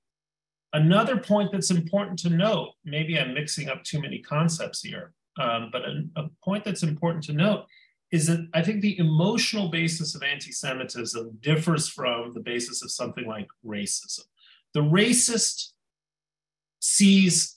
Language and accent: English; Mexico; moved away; When I was a child growing up in Mexico